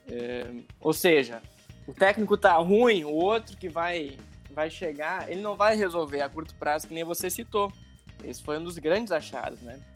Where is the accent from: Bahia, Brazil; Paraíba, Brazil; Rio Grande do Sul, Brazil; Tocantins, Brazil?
Rio Grande do Sul, Brazil; moved away as an adult; also born or lived in Rio de Janeiro; now in São Paulo, Brazil; eu sou do Rio Grande do Sul, tá? É, eu tô morando em São Paulo